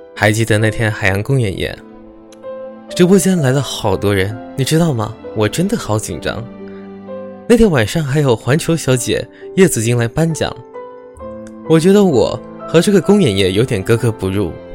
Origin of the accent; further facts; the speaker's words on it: Malaysia; 我来自暖暖的南洋，马来西亚。一个没有四季，只有暖暖夏天的国家